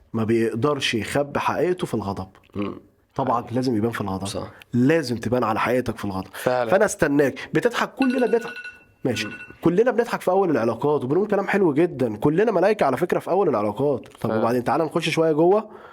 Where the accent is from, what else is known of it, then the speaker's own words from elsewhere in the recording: Upper Egypt, Egypt; انا راجل صعيدي آه، اهلي ناس صعايده